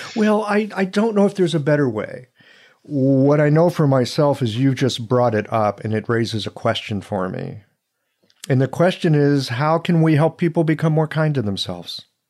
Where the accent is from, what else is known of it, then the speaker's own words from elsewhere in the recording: United States; growing up in this country